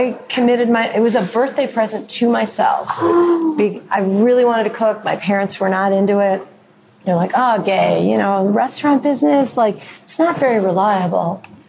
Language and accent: English; North Shore of Chicago, Illinois, United States; I'm from the North Shore of Chicago. You know, we make reservations. We don't cook.